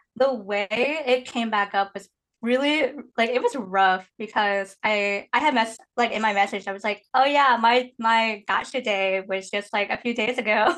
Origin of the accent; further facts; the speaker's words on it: Indiana, United States; moved away as an adult; also born or lived in Guiyang, Guizhou, China; now in Seattle, United States; technically I grew up in Indiana